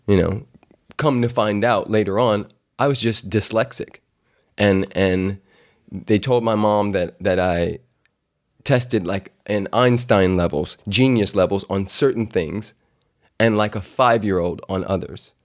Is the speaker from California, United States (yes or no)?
yes; California, United States; moved away as an adult; also born or lived in Louisiana; I'm this dude from California